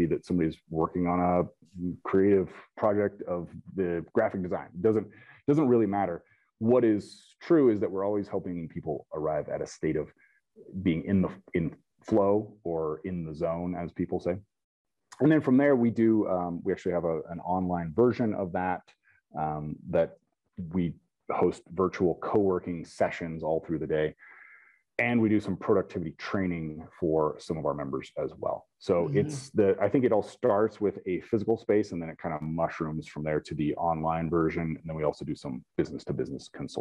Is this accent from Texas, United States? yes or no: no; Topeka, Kansas, United States; I grew up near Topeka, Kansas